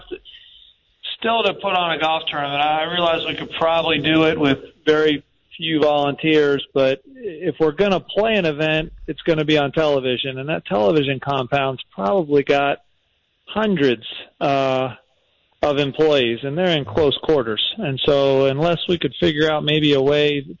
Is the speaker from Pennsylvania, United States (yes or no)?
yes; Lancaster, Pennsylvania, United States; moved away as an adult; now in Jacksonville, United States; I was born and raised in Pennsylvania and spent a lot of time in Lancaster